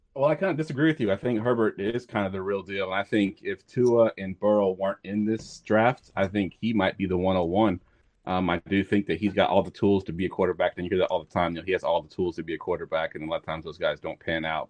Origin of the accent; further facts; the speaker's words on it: Newport News, Virginia, United States; now in Woodbridge, Virginia, United States; I actually grew up in, uh, Newport News.